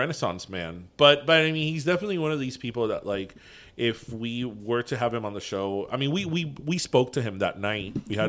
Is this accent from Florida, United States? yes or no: yes; Miami, Florida, United States; The Miami from the 70s and 80s that we grew up